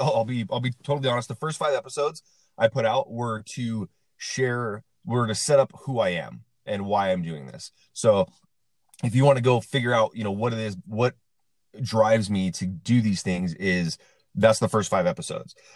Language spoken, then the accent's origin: English; Central Washington, United States; now in Las Vegas, United States; I'm from Central Washington in a town of about uh, around 2,000 people